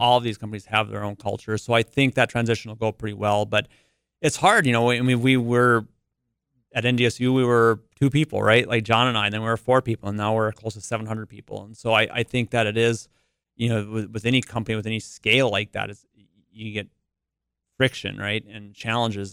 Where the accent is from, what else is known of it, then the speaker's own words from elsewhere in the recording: Carrington, North Dakota, United States; I grew up in Carrington